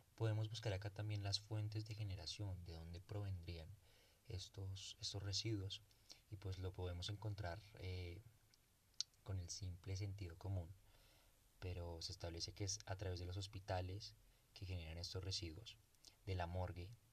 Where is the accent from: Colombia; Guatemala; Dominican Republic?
Colombia; En mi país